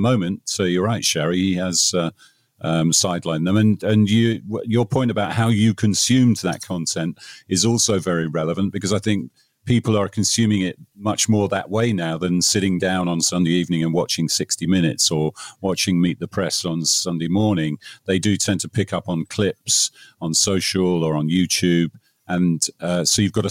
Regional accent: England, United Kingdom; now in United States; I'm English

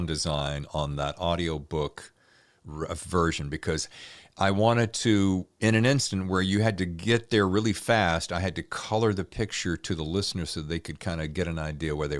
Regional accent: North Carolina, United States; accent: Southern; moved away; also born or lived in Virginia; having grown up in the South, I mean, born and raised in North Carolina and spent many, many years in Virginia

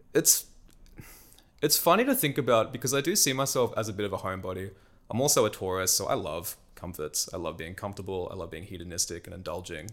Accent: Newcastle, New South Wales, Australia; moved away as an adult; Australia for me was home and particularly my hometown, Newcastle

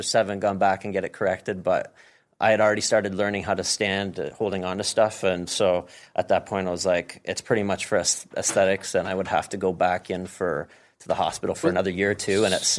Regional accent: Ottawa, Ontario, Canada; born there; I was born in Ottawa, but my dad was in the military, so we moved all over the place.

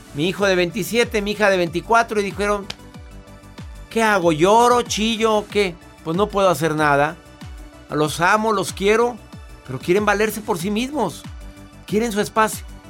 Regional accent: northern Mexico, Mexico; decimos en México, en, en el norte de la República

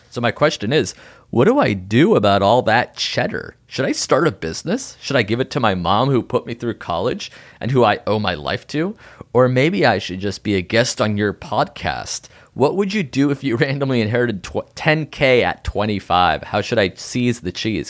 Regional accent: New Haven, Connecticut, United States; I'm a boy from New Haven.

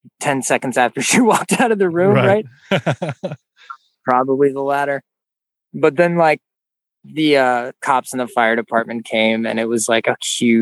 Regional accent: Gulf Coast, Florida, United States; when I was a kid, my mom worked as a house cleaner and I grew up in Gulf Coast, Florida

